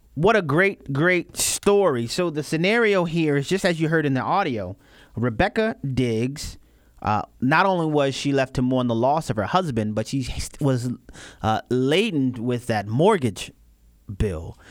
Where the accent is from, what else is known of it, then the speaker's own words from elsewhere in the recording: New Orleans, Louisiana, United States; I'm from New Orleans, Louisiana